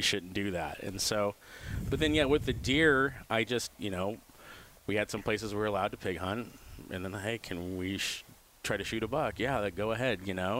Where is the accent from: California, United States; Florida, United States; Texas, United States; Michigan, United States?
California, United States; Sebastopol; also born or lived in Santa Rosa / Chico; I grew up here, Sonoma County, Sebastopol, Santa Rosa